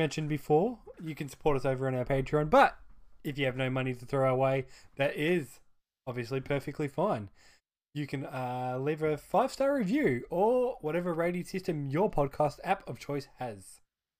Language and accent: English; Australia; We're Australian